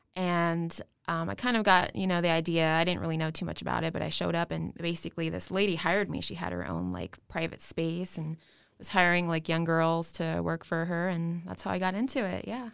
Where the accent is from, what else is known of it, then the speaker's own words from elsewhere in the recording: West Coast, United States; now in Texas, United States; I'm actually new to Texas. I'm twenty-eight years old. I'm from the West Coast.